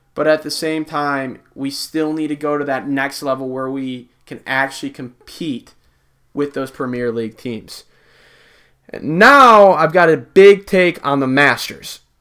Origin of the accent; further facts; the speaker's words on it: Midwest, United States; I'm from the Midwest